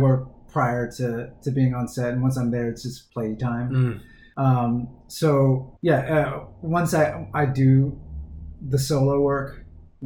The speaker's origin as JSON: {"language": "English", "region": "Northern Virginia", "country": "United States", "moved": "yes", "lives_now": "Los Angeles, United States", "said": "I'm from Northern Virginia, the Washington, D.C. area."}